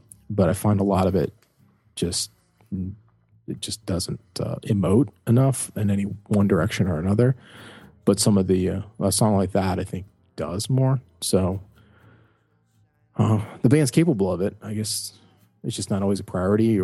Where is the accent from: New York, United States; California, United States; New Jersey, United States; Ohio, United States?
Ohio, United States; Cleveland; I'm a kid from Cleveland